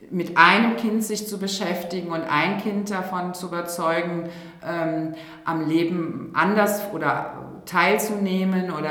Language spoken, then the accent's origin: German; Rhineland, Germany; Und da bin ich auch Rheinländerin. Et kütt wird kütt und ist immer noch Jotinjangen.